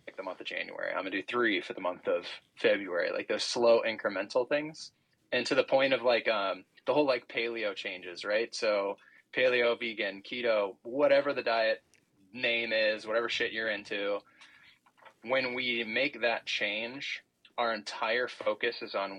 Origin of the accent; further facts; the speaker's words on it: Illinois, United States; I'm like from Illinois, mom's from Chicago